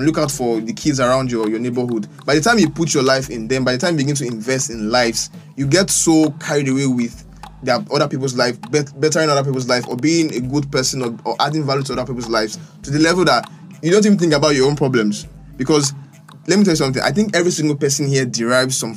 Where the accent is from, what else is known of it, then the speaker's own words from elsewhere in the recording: Nigeria; as a Nigerian person